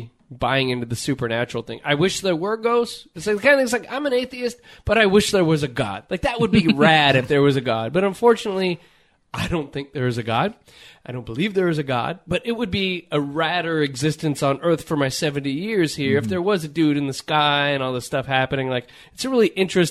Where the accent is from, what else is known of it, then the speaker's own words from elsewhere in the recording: Torrance, California, United States; where Quinn and I grew up